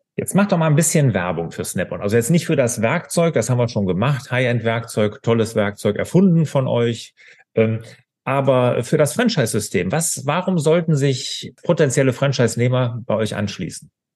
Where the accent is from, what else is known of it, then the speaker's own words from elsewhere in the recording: Bergisches Land, North Rhine-Westphalia, Germany; ich komme ja so aus dem Bergischen